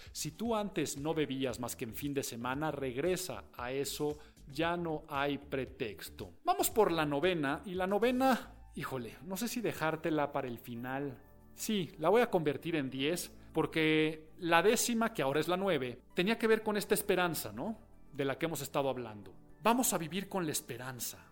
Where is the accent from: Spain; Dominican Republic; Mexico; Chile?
Mexico; en mi país